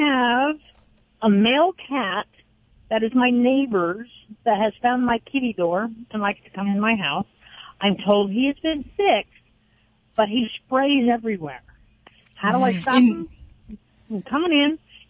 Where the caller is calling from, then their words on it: Atascadero, California, United States; Atascadero. Just up the road from you guys.